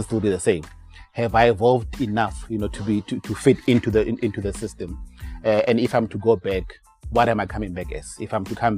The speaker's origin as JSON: {"language": "English", "town": "Rustenburg", "region": "North West", "country": "South Africa", "tie": "born or raised there", "said": "born and bred in Rustenburg. I think I lived the bulk of my life here in Rustenburg."}